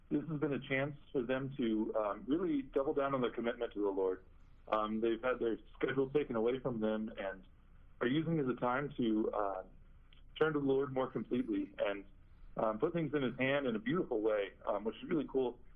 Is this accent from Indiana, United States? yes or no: no; Bloomington, Illinois, United States; uh, first theologian from the Diocese of Peoria. Uh, my hometown is Bloomington Normal, Illinois.